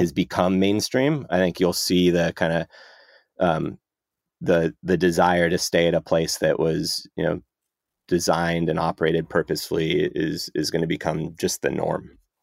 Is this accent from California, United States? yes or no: yes; San Ramon, California, United States; moved away as an adult; now in Los Angeles, United States; left San Ramon where I grew up and came to L A for school